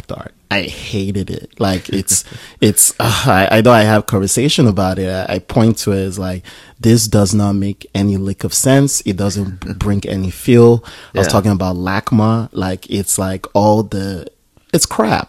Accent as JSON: {"language": "English", "country": "Nigeria", "said": "I'm Nigerian."}